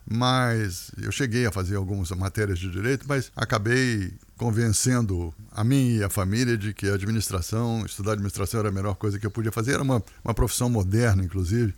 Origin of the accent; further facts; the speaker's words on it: Rio de Janeiro, Brazil; moved away as an adult; also born or lived in São Paulo / Brasília / United States; eu acabei nascendo no Rio de Janeiro e fui criado no Rio de Janeiro